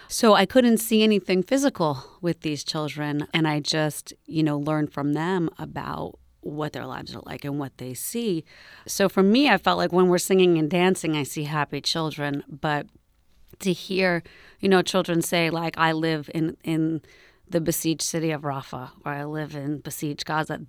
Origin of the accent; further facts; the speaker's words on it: New York, United States; now in Berkeley, United States; I grew up in New York, and New York is extremely Zionist